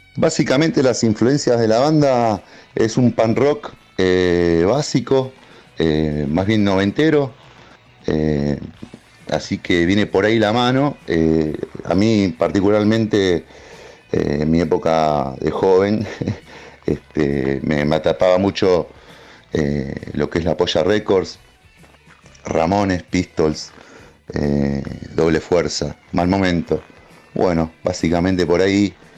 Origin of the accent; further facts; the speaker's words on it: Temperley, Buenos Aires Province, Argentina; nosotros somos de Temple, de zona